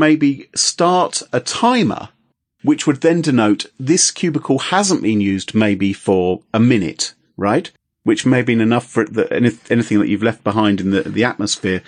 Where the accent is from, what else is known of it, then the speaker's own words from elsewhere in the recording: England, United Kingdom; I'm just English